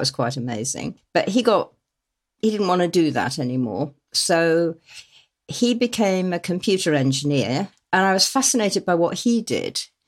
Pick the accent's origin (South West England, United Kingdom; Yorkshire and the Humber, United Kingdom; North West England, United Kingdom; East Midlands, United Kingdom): South West England, United Kingdom; Exmoor and Dartmoor; little tiny villages that I grew up in on Exmoor and Dartmoor